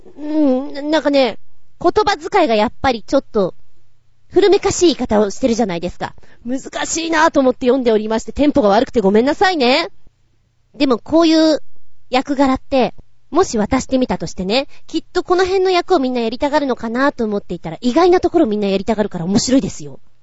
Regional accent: Tokyo, Japan; also born or lived in Oyama; 私が使っていた、生まれ育ったところです。今現在も東武東上線沿線にいます。

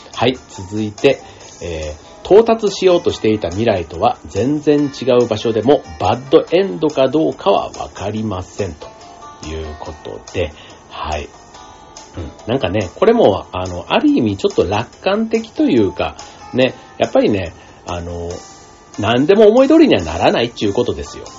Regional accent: Japan; 日本でずっと生まれ育ってたりする

